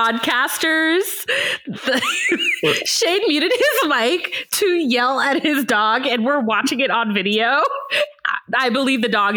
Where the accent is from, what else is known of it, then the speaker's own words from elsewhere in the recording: Miami, Florida, United States; moved away; I am from Miami, Florida, born and raised, 305